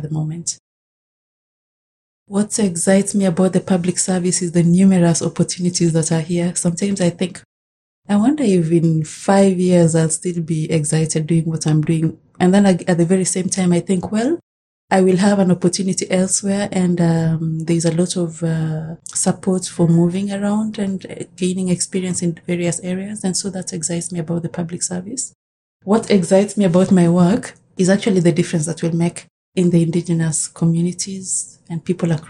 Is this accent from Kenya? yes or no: yes; Kenya; moved away as an adult; now in Canada; I was born in Kenya, and I came to Canada as a student about 15 years ago